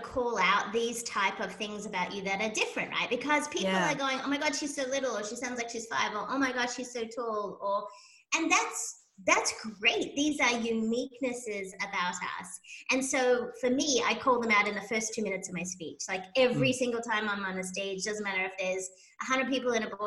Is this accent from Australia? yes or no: yes; Sydney, New South Wales, Australia; moved away as an adult; now in United States; I hail from Sydney, Australia.